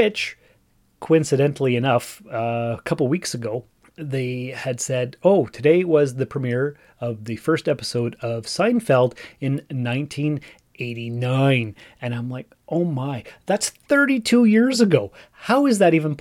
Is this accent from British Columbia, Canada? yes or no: no; Sault Ste. Marie, Ontario, Canada; moved away as an adult; also born or lived in North Bay; now in Timmins, Canada; I was born and raised in Sault Ste. Marie.